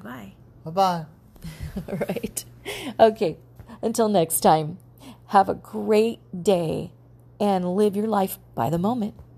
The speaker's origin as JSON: {"language": "English", "country": "United States", "said": "I call myself American stew"}